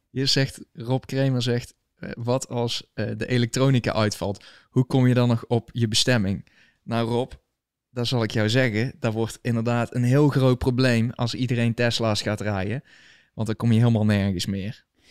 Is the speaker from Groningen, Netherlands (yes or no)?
no; Valkenswaard, North Brabant, Netherlands; moved away as an adult; now in United States; ik kom uit Valkenswaard, o, o, origineel